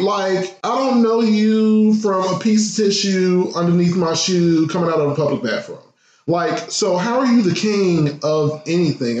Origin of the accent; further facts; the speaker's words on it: Midwest, United States; I come from the Midwest